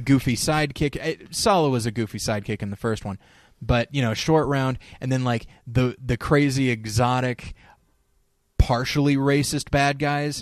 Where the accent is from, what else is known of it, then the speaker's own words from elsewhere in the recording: United States; as an American